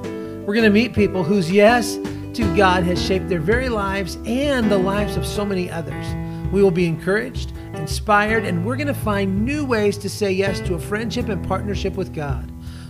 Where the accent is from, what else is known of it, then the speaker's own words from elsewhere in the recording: Sacramento, California, United States; two people that I've known for a long, long time from my hometown of Sacramento